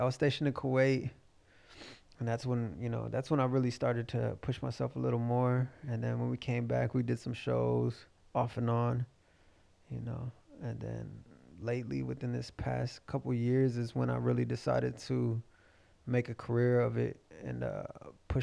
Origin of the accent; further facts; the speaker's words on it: Fort Worth, Texas, United States; also born or lived in Akron / Cleveland / Columbus; I grew up in Diamond Hill, what most people would consider North Side, maybe, but Fort Worth